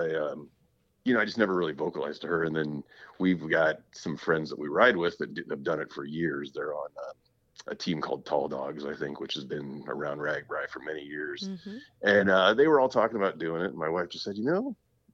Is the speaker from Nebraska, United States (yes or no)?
yes; Papillion, Nebraska, United States; I'm from Papillion, Nebraska, which is just kind of a suburb of Omaha